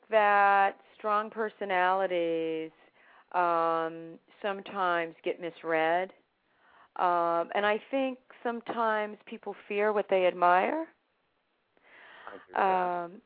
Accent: Boston, Massachusetts, United States; I grew up in Roxbury, in Dorchester.

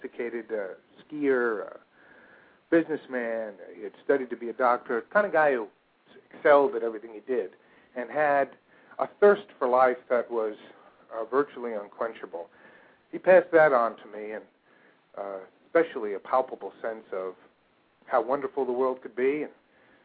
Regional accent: a suburb of New York in New Jersey, United States; I grew up in a suburb of New York in New Jersey

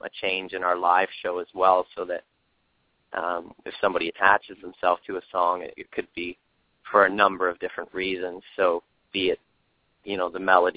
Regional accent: Toronto, Ontario, Canada; moved away as an adult; now in Los Angeles, United States; so close to home, being Toronto

